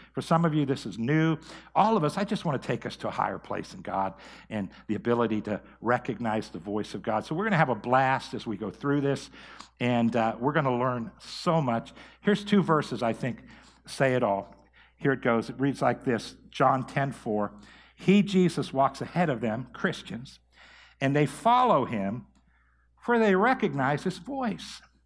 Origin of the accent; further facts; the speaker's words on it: Mahoning Valley, Ohio, United States; also born or lived in Tulsa, Oklahoma; come back here to my hometown and to start Believers Church.